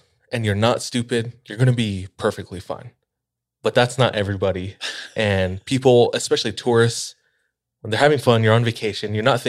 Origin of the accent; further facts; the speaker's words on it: Hawaii, United States; So I'm just hyping up my hometown.